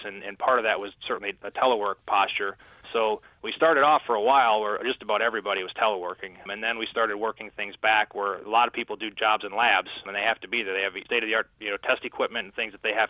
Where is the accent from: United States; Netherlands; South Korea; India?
United States; Midwest; I'm from the Midwest